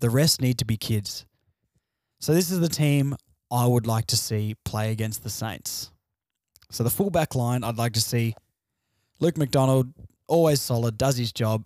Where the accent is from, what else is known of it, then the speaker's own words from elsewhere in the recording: Tasmania, Australia; moved away as an adult; also born or lived in Launceston; now in Victoria, Australia; I'm, I'm Tasmanian. I grew up in Tasmania